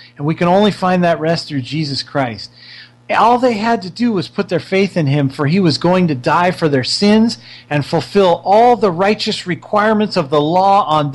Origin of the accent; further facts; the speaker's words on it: California, United States; I come from California.